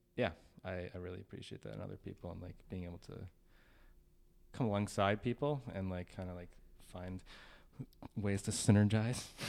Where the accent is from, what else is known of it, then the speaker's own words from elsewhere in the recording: St. Cloud, Minnesota, United States; I was born in Stearns County, Minnesota.